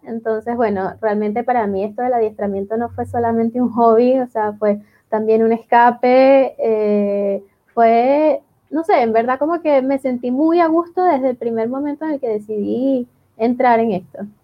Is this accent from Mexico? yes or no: no; Venezuela; moved away as an adult; now in Chile; yo soy venezolana, eh, yo me formé en Venezuela